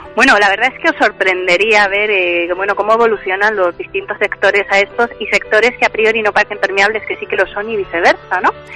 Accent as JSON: {"language": "Spanish", "country": "Spain", "said": "cómo somos los españoles"}